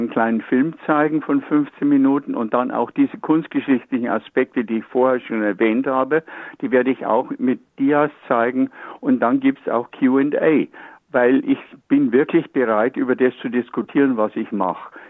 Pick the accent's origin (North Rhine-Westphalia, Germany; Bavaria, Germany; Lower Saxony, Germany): Bavaria, Germany; Munich; ja ein Bayer. Ich bin ja aus München.